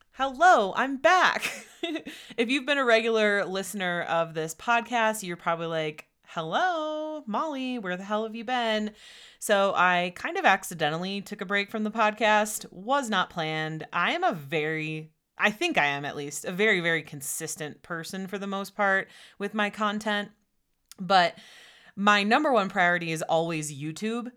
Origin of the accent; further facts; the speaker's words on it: Wisconsin, United States; moved away as an adult; also born or lived in Austin, Texas; we're both originally from Wisconsin